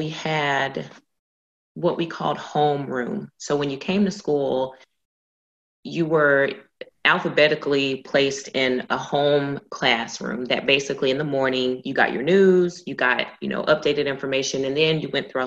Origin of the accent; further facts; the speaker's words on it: Georgia, United States; now in Texas, United States; born and raised in Georgia